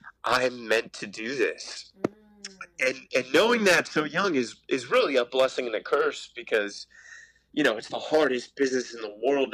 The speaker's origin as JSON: {"language": "English", "region": "Virginia", "country": "United States", "tie": "born or raised there", "also_born_or_lived": "New York", "moved": "as an adult", "said": "so I grew up in Virginia, and I moved to NYU"}